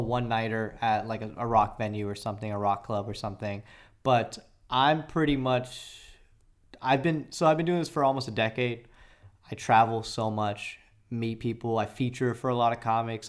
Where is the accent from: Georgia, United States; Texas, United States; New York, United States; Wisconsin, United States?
Georgia, United States; Atlanta; moved away; I grew up in Atlanta, so I was embedded in that culture.